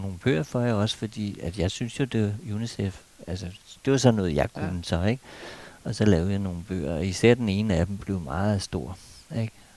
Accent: Denmark; vi danskere

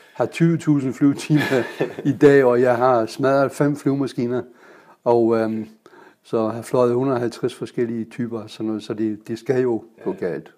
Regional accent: Kiel, Schleswig-Holstein, Germany; Danish is a second language; moved away as an adult; also born or lived in Guyana; now in Denmark; jeg er født i Kiel

